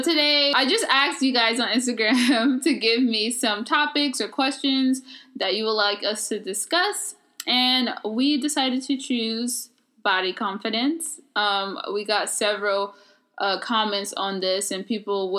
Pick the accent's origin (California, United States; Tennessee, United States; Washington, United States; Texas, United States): California, United States; growing up in California